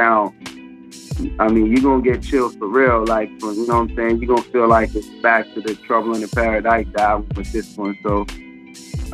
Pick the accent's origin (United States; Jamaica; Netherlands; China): Jamaica; we all from Jamaica, man. Like, …'s really Jamaican. I'm really Jamaican